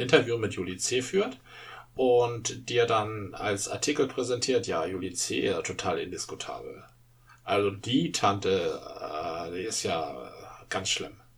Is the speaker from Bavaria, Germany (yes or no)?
no; Dithmarschen, Schleswig-Holstein, Germany; da wo ich herkomme, war der Spiegel schon, also äh, da las man nicht den Spiegel